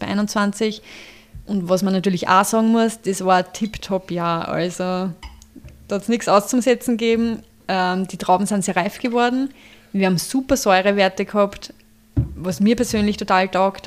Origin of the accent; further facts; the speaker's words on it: Traismauer, Lower Austria, Austria; unser Betrieb ist da in Wagram ob der Dreisen, Gemeinde Dresmauer ähm, im Dreisental